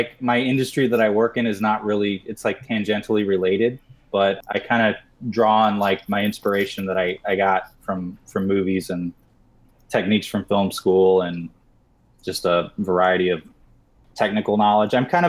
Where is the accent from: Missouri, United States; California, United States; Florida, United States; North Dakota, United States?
Missouri, United States; My childhood. I grew up in Missouri.